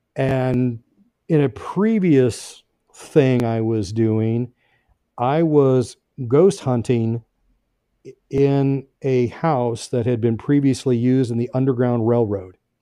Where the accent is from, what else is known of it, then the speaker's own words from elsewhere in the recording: Brownsburg, Indiana, United States; I grew up in Brownsburg, Indiana, which is a little northwest of, uh, Indianapolis